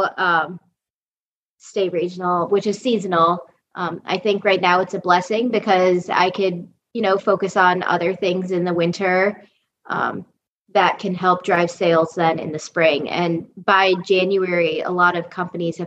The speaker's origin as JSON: {"language": "English", "region": "Ohio", "country": "United States", "also_born_or_lived": "Allentown, Pennsylvania", "moved": "as an adult", "said": "I'm from Ohio and I never dreamed of moving back to Ohio"}